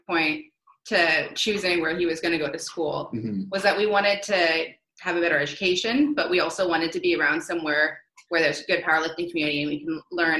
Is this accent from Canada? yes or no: yes; Ottawa, Ontario, Canada; moved away as an adult; now in Port Orange, United States; I'm from Ottawa, Canada.